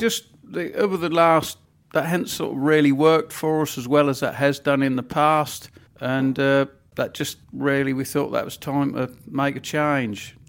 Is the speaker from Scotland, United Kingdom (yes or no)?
no; Norfolk, East of England, United Kingdom; accent: Norfolk; when I was young, I was always embarrassed about my Norfolk accent